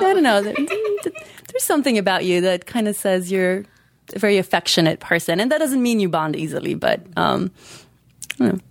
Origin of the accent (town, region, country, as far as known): North Macedonia; moved away